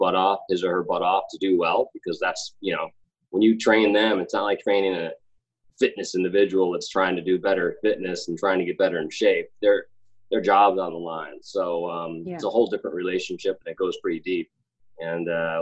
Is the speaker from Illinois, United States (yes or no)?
yes; Chicago, Illinois, United States; I'm from Chicago.